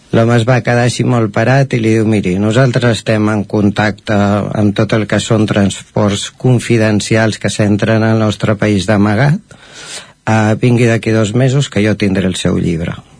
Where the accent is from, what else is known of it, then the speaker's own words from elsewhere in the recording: Caldes de Montbui, Catalonia, Spain; now in Sant Feliu de Codines, Spain; jo sóc nascut a Caldes, vaig viure a Caldes fins al 2007, llavors vam venir a viure aquí a Sant Feliu de Codines